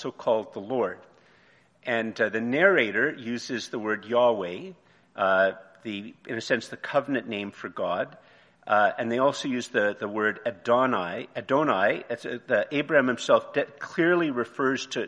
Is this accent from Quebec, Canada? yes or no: yes; Montreal, Quebec, Canada; moved away; also born or lived in Eganville, Ontario / Ottawa, Ontario; I grew up in Montreal, and then I went to Eganville, and then I lived in Ottawa, and I mainly lived in Ottawa.